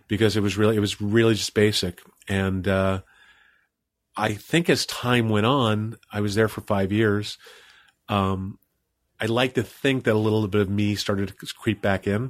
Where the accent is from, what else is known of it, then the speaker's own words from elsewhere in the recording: Old Bethpage, New York, United States; the only other actor to come out of my hometown, which is Old Beth Page, Long Island